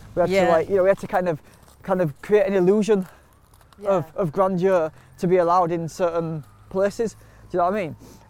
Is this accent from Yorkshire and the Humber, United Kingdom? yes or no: yes; Yorkshire and the Humber, United Kingdom; I think that's one of the good things to come out of growing up on Delphill Estate was that everybody on the estate was a natural hustler.